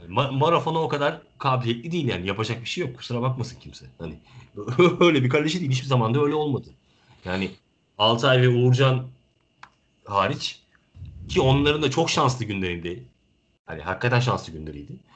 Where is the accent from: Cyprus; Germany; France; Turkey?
Turkey; Ben tabii ki bir Türk evladı olarak